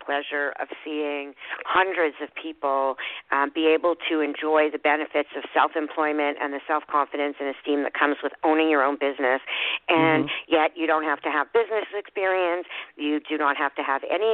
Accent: Montreal, Quebec, Canada; I am calling from Montreal in Quebec, Canada. I've been living here all my life

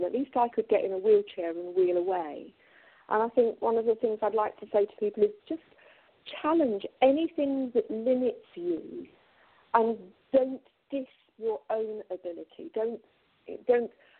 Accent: Manchester, North West England, United Kingdom; now in Colchester, United Kingdom; I come from Manchester. I was born in Manchester.

